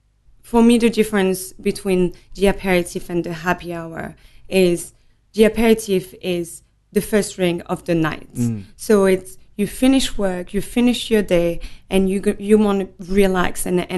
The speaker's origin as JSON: {"language": "English", "town": "Nîmes", "region": "Occitania", "country": "France", "tie": "born or raised there", "also_born_or_lived": "Montpellier", "said": "So I was born in Montpellier, which is next door. Grew up in Nîmes, which is Languedoc-Roussillon. So beautiful, beautiful, beautiful region in the south of France."}